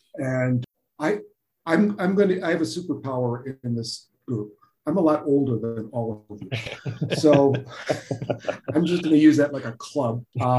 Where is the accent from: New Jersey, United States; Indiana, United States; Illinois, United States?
Illinois, United States; Chicago; moved away as an adult; now in Juriquilla, Mexico; I grew up in Chicago